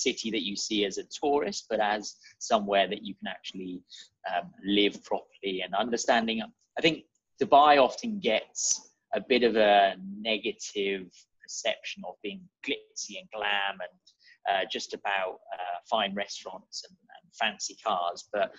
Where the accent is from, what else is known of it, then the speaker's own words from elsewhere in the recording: Wokingham, South East England, United Kingdom; The simple answer, if I don't really want to talk too much, is Wokingham, just outside of Reading.